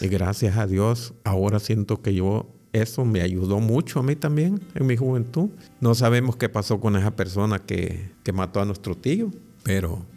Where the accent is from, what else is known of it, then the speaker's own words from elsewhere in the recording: Ahuachapán, El Salvador; moved away; la iglesia adventista de, vamos a decir, de Aguachapán, de donde yo soy